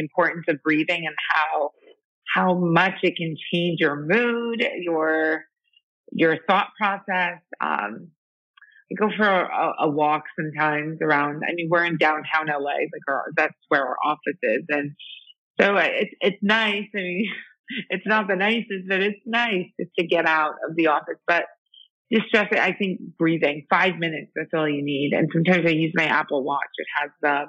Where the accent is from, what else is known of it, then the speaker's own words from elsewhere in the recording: Iran; moved away; I'm from Iran